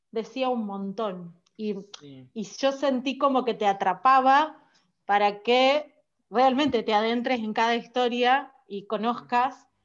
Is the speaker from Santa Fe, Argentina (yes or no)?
yes; Rosario, Santa Fe, Argentina; yo desde acá, desde Rosario